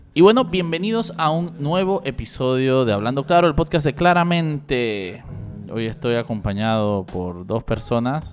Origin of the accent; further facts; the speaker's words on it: Panama; somos los panameños